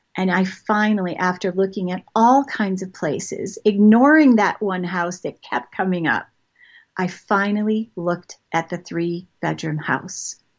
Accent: Toronto, Ontario, Canada; moved away as an adult; also born or lived in Montreal / Maryland / England / Marietta, Georgia; I've moved around a lot. I grew up in Toronto.

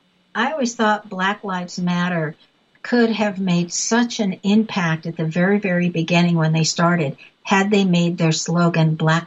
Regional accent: California, United States; moved away; people I grew up with in California.

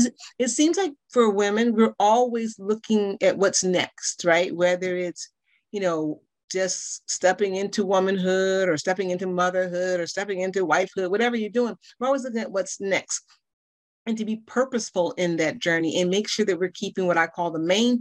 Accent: Chicago, Illinois, United States; now in Baltimore, United States; I'm from Chicago. Currently in Baltimore, Maryland area, though.

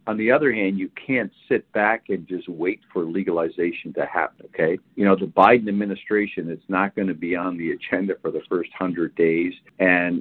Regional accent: Canada; I'm Canadian, grew up there

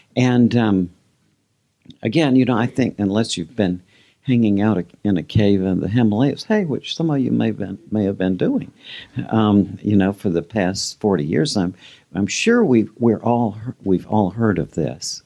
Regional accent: Georgia, United States; a lot of the people I grew up with in Georgia

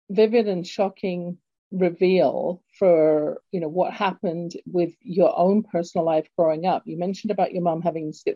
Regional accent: London, United Kingdom; now in Calgary, Canada; as you can tell from my accent, I was born in London, England originally. And Calgary has been my home now for 40-ish years

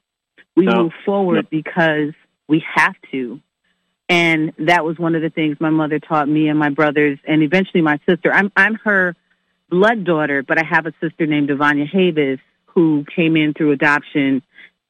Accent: New York, United States; also born or lived in Staten Island; I was born in Manhattan, but for the first 6 months of my life, I lived in Staten Island with her

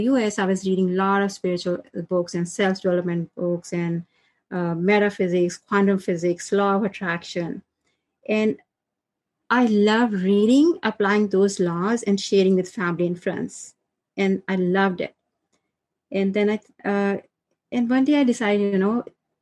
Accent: India; moved away as an adult; now in United States; I'm from India, originally from India, and settled in US. I came to US after marriage.

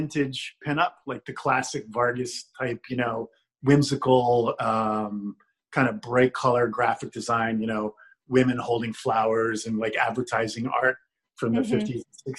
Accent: Charlestown, Rhode Island, United States; moved away; also born or lived in Newport, Rhode Island; growing up in Charlestown, it's a small beach community

